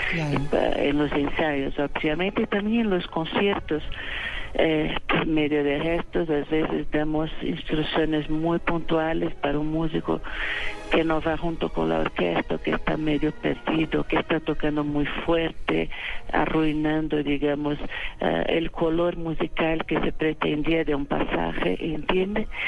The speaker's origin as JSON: {"language": "Spanish", "region": "São Paulo", "country": "Brazil", "tie": "born or raised there", "first_language": "Portuguese", "second_language": "Spanish", "said": "Yo nací en San Paulo"}